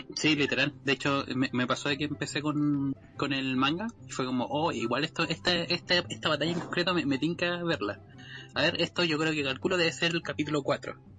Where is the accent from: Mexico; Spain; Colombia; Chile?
Chile; accent: Chilean; nuestro maravilloso pseudo dialecto chileno